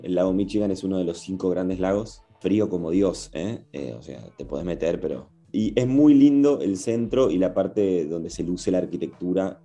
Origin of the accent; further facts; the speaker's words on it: Argentina; moved away as an adult; now in Chicago, United States; cuando vas afuera, ah, sos el argentino